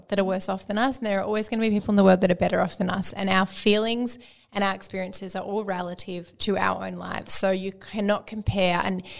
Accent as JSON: {"language": "English", "town": "Melbourne", "region": "Victoria", "country": "Australia", "said": "I'm from Melbourne, but I'm currently on exchange in Scotland for the semester for uni."}